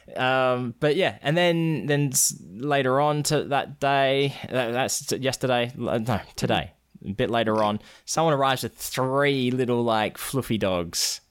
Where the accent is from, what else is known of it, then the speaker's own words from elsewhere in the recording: Australia; now in United States; I'm actually from Australia